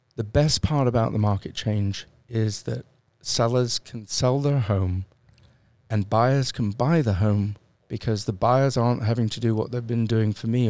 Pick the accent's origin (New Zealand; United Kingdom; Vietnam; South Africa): United Kingdom; I'm British